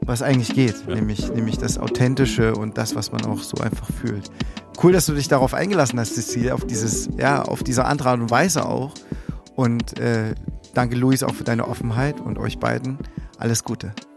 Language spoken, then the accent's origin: German; Germany; bei uns in Deutschland